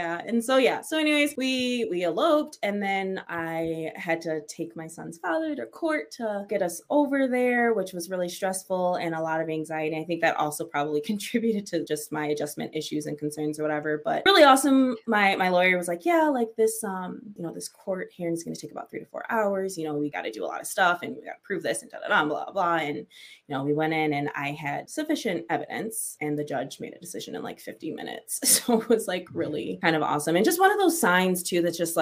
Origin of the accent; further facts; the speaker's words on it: Michigan, United States; I'm from Michigan, born and raised